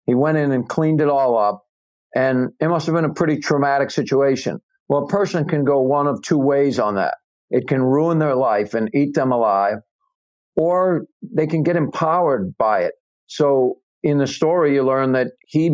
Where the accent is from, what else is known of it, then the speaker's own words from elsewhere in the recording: New England, United States; I'm from New England.